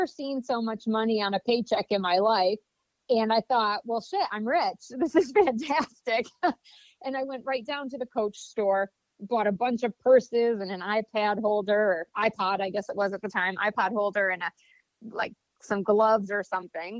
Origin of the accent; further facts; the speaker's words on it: Vestal, New York, United States; I grew up in a small town in upstate New York, Vestal, New York, right outside of Binghamton